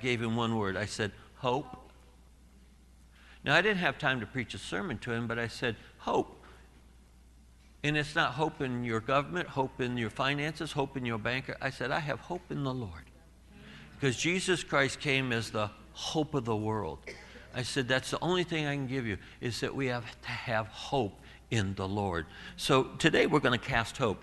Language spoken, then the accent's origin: English; Southern California, United States; we're from Southern California.